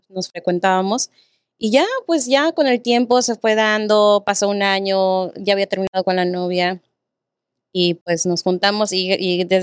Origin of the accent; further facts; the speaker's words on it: Texas, United States; ¿tú de dónde eres? Eh, de Texas. ah, sí, chido. ¿Y cuántos años tienes? 23